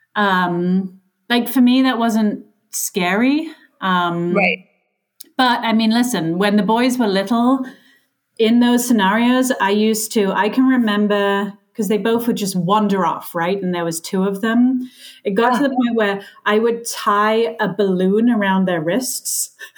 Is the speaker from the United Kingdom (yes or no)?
yes; England, United Kingdom; now in United States; I was raised in England